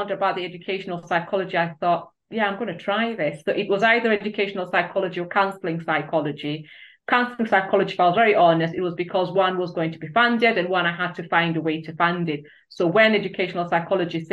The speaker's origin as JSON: {"language": "English", "country": "Kenya", "moved": "as an adult", "lives_now": "United Kingdom", "said": "I'm originally from Kenya"}